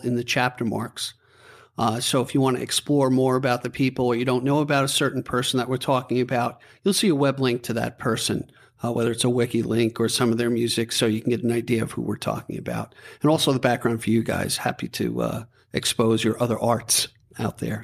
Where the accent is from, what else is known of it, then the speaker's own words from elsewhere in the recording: Levittown, New York, United States; I'm a guy from Levittown